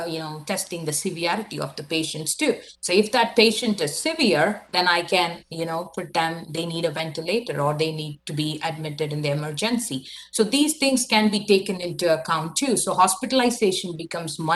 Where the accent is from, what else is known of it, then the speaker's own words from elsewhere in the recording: India; now in Canada; I'm from India